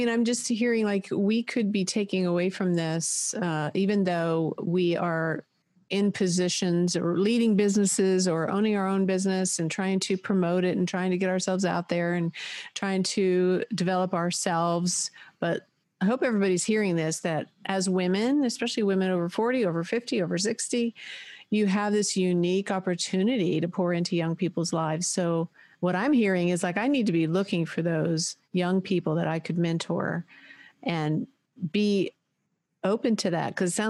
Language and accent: English; United States; I grew up in America, you know, and we had a big family, We moved a lot. My dad was in the Navy.